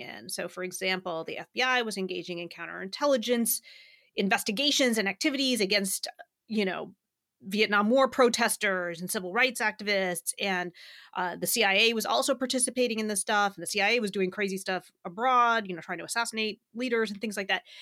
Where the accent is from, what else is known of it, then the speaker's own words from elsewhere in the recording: Southeastern Virginia, United States; I grew up in Southeastern Virginia